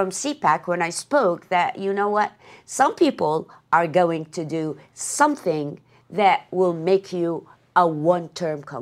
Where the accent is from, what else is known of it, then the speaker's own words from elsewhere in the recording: United States; Exactly. Because I'm American.